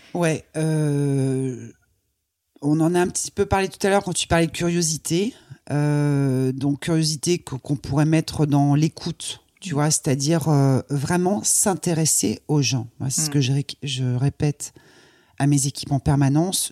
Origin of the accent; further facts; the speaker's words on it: Croix, Hauts-de-France, France; Je suis née dans le Nord, à Croix. Ouais. donc c'est pas très loin de Lille